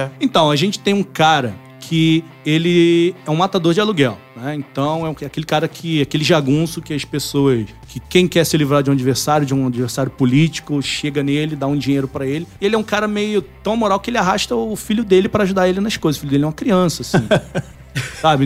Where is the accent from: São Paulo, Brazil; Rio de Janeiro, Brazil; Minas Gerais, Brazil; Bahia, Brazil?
Rio de Janeiro, Brazil; Nova Iguaçu; Então, eu sou do Rio, nasci em Nova Iguaçu. Nova Iguaçu é uma cidade da Baixada Fluminense.